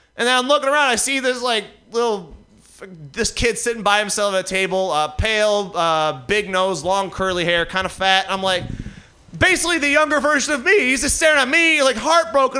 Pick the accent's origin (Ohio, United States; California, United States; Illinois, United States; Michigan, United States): Michigan, United States; Detroit; now in New York, United States; I live in New York now. Uh, I, am not from there. I'm from Detroit